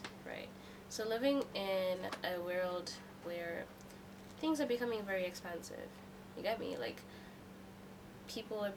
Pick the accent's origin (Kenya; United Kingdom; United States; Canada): Kenya; now in Hong Kong; I am from Kenya